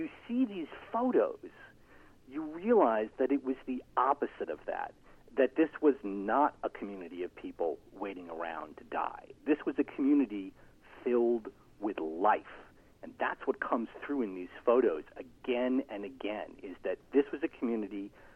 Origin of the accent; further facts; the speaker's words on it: New York, United States; now in Miami Beach, United States; I grew up in New York, and I came of age in the 80s and 90s